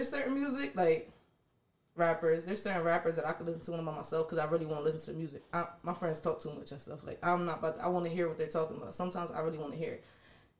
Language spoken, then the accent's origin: English; York, Pennsylvania, United States; moved away as an adult; also born or lived in Washington, D.C.; I definitely was born and raised in York, but like I said, I ventured out. I lived in D.C. for a little bit.